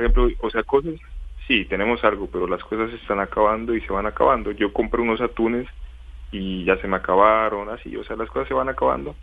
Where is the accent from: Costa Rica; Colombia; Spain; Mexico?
Colombia; moved away as an adult; now in China; somos dos colombianos los que estamos en esta ciudad.